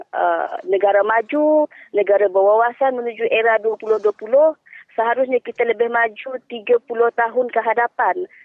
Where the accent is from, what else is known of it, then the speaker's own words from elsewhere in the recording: Malaysia; Kita sebagai rakyat Malaysia, kita diperhatikan di seluruh dunia.